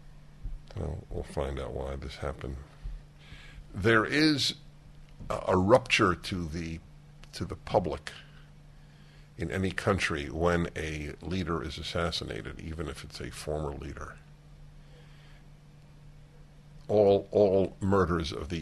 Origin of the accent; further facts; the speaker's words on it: New York City, New York, United States; I grew up in Brooklyn, New York